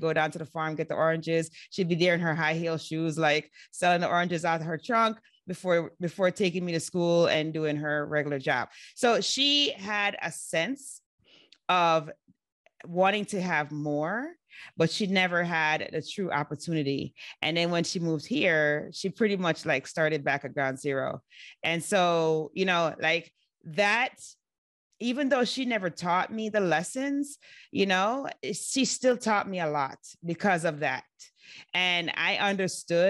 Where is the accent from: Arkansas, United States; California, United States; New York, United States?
New York, United States; New York City; we grew up in New York City